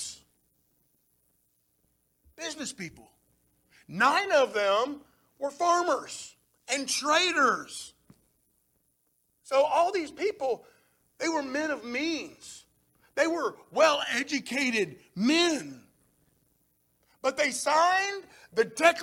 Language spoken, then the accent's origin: English; United States; our freedom as Americans